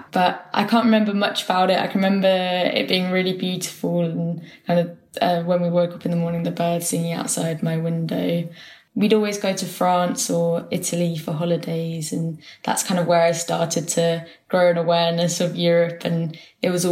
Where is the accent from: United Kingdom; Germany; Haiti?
United Kingdom; Kent, South East England; moved away as an adult; also born or lived in Brixton, London; now in London, United Kingdom; I'm from the UK. I was born in Brixton in London, and then I grew up in the countryside in Kent